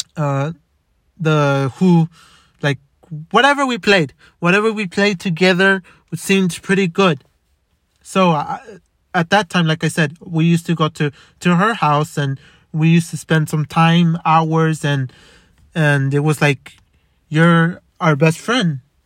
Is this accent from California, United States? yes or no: yes; Los Angeles, California, United States; also born or lived in Montebello, California; I was born in Boyle Heights. In White Memorial.